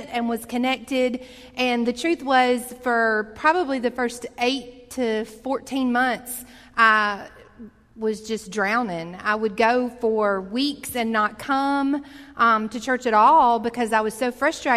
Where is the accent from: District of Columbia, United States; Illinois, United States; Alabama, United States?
Alabama, United States; Montgomery; When I grew up here in Montgomery from the time I was in the ninth grade